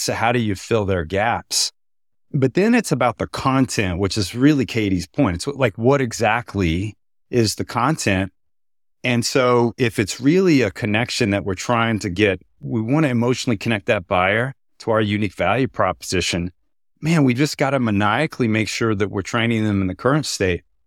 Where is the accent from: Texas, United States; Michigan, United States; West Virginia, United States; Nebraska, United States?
Texas, United States; I'm from Texas.